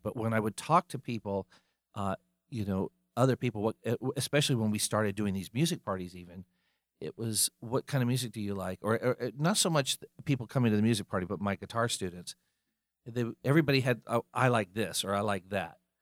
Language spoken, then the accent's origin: English; Fayetteville, North Carolina, United States; moved away as an adult; also born or lived in Colorado; now in Charlotte, United States; came back to North Carolina, but came to Charlotte instead of Fayetteville, where I grew up